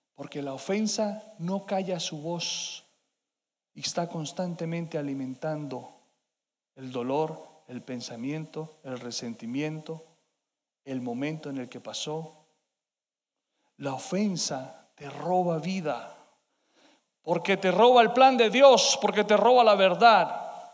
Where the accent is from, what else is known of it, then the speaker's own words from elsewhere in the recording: Colombia; como hispanos, como colombianos